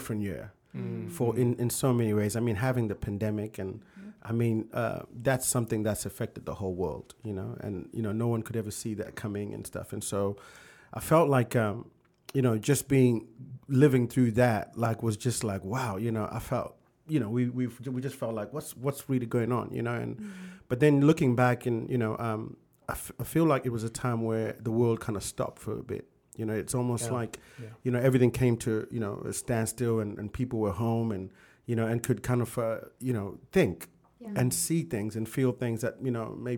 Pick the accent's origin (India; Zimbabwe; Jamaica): Zimbabwe; also born or lived in South Africa / United Kingdom; now in United States; growing up in Zimbabwe and living in South Africa